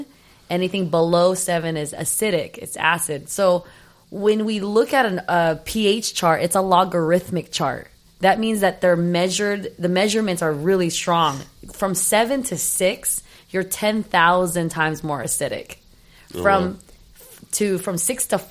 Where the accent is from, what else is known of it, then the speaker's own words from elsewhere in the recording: Philippines; I'm Filipino